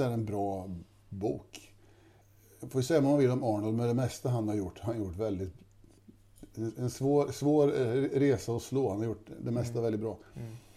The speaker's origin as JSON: {"language": "Swedish", "town": "Kisa", "region": "Östergötland", "country": "Sweden", "tie": "born or raised there", "said": "Här är jag uppvuxen. Jag tror vi är femte generation"}